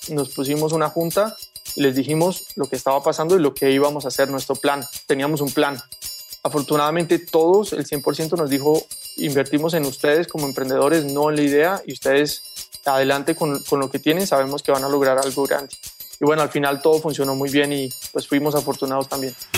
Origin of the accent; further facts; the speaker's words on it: Cali, Valle del Cauca, Colombia; moved away as an adult; now in Mexico; Soy de Cali, en Colombia